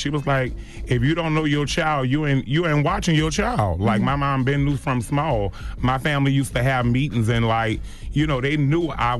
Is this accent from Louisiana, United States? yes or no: yes; New Orleans, Louisiana, United States; I mean, I'm born and raised in New Orleans, Josephine Street, and a lot of times we have to fight to stand up for who we are and what we believe in.